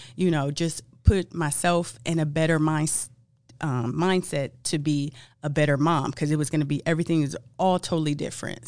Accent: Los Angeles, California, United States; I'm from Los Angeles, land of the hookups

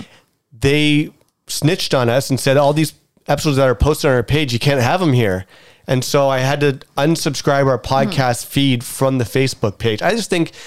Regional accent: Ottawa, Ontario, Canada; now in Toronto, Canada; I'm from Ottawa

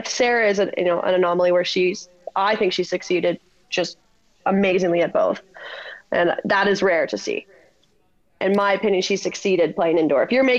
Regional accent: Ontario, Canada; moved away; I'm from Ontario. I'm lucky enough to be here to train beach.

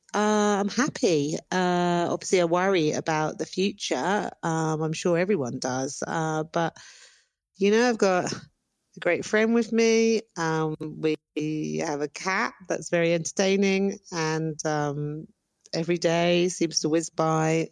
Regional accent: United Kingdom; moved away as an adult; now in Antigua, Guatemala; I'm British.

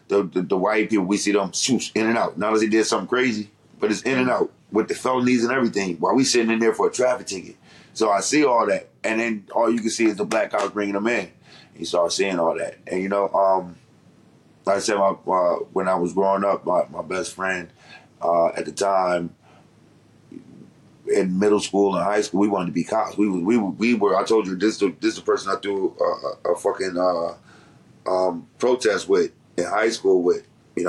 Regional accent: Detroit, Michigan, United States; also born or lived in Washington, D.C. / Baltimore; but I grew up in, like I said, Detroit, D.C., in the Baltimore area.

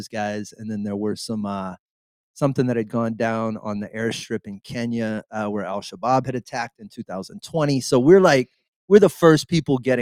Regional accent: Southeast Texas, United States; a little kid from Southeast Texas

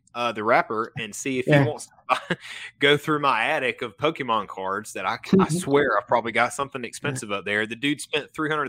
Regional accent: Podunk, South Carolina, United States; I'm from Podunk, South Carolina, man.

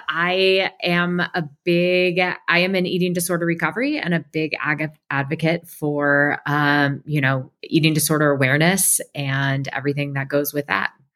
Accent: Portland, Oregon, United States; I was born and raised in Portland, Oregon

